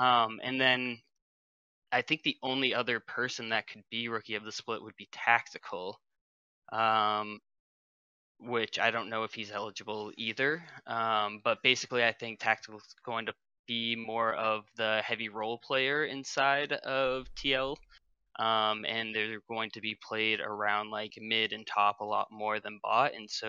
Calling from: Maine, United States

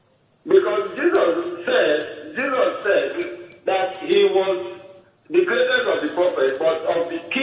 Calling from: Warri, Delta, Nigeria; I'm calling from Warri.

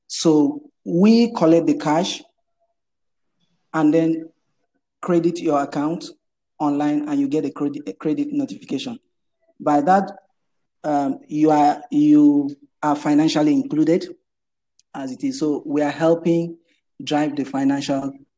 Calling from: Lagos, Nigeria; I'm joining here from Lagos, Nigeria.

